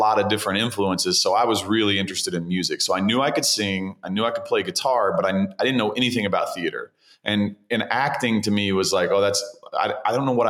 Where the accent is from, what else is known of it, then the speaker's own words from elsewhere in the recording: 45 minutes from Morehead State, Kentucky, United States; moved away as an adult; I decided I'm going to get out of my hometown. I'm going to go 45 minutes away to like the big university, which is such a small university, but like to me is a big university called Morehead State